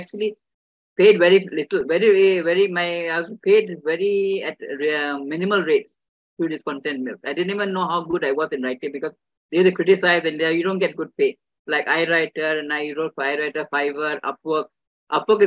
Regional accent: India; being an Indian woman

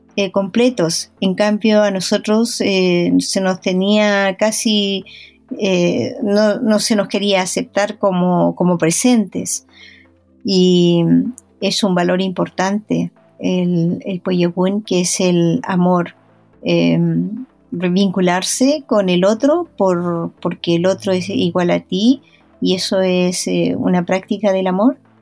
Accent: Traiguén, Araucanía, Chile; moved away; yo fui nombrada hija ilustre de Trayen

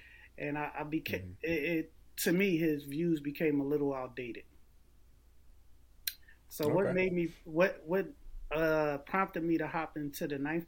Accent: Philadelphia, Pennsylvania, United States; now in Delaware, United States; a Delawarean, a transplant Delawarean. I'm originally from Philadelphia.

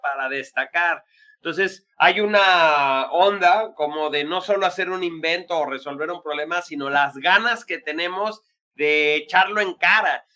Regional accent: Mexico; los mexicanos

